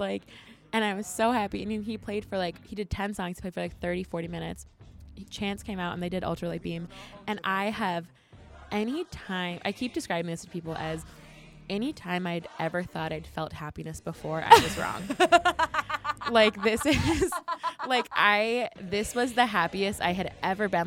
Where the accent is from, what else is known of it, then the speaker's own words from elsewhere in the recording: New Jersey, United States; I'm very Jersey